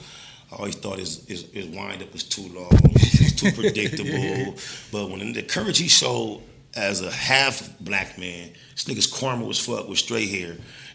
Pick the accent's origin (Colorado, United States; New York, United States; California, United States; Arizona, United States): California, United States; Compton; also born or lived in South Central, Los Angeles, California; I'm from Compton, but I'm from an L.A. gang because I was raised in two households on both sides